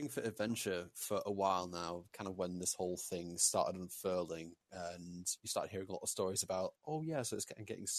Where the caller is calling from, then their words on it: Leeds, Yorkshire and the Humber, United Kingdom; from Leeds, UK.